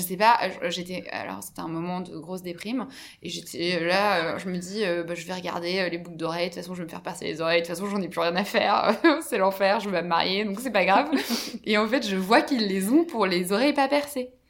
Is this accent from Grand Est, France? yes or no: no; Brittany, France; je suis originaire de Bretagne